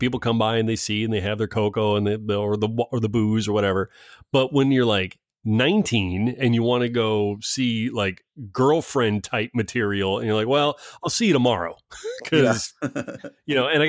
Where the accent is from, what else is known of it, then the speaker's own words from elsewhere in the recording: East Coast, United States; Oh, a traditional, cause I'm from the East Coast where white pizza is totally mainstay.